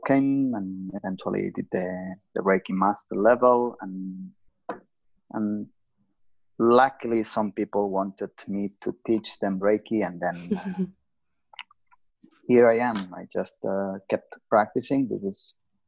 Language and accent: English; Lleida, Catalonia, Spain; I was working in my hometown in Lleida